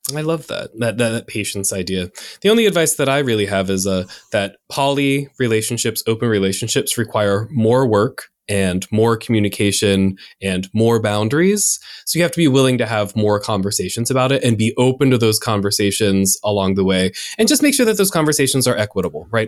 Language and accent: English; United States; I'm in America and I grew up in the United States